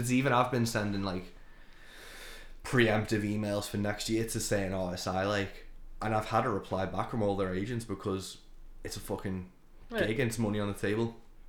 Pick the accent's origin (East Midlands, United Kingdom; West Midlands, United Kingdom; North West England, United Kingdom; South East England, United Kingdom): North West England, United Kingdom; Birkenhead; born or raised there